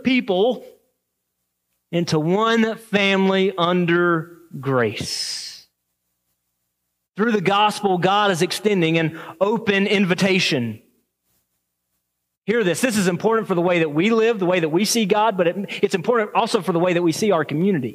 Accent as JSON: {"language": "English", "region": "the South", "country": "United States", "tie": "born or raised there", "moved": "yes", "lives_now": "Waterford, Michigan, United States", "said": "I grew up in the South"}